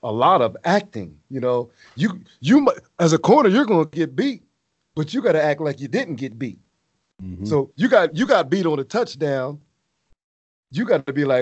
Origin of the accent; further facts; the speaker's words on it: Pottstown, Pennsylvania, United States; my hometown, Pottstown